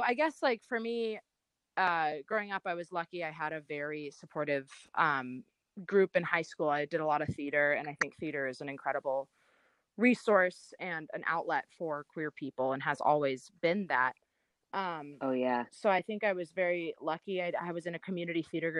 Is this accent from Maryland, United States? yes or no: no; Los Angeles, California, United States; I grew up in Los Angeles